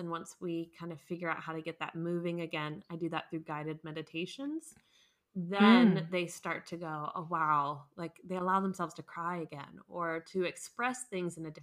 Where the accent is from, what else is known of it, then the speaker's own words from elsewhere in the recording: United States; moved away as an adult; now in Munich, Germany; I'm American, but I live in Munich, Germany